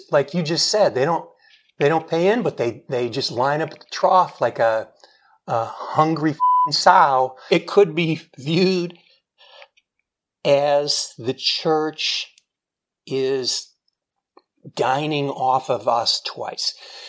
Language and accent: English; Indiana, United States; Originally, I'm from on the south of Indianapolis, just south of Indianapolis.